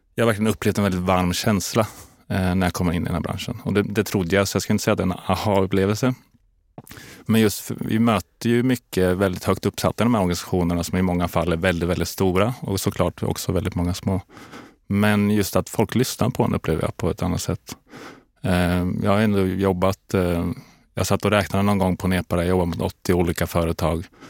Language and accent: Swedish; Linköping, Östergötland, Sweden; moved away as an adult; also born or lived in Kalmar; now in Stockholm, Sweden; jag är från Linköping från början, eh, uppväxt på landet där utanför.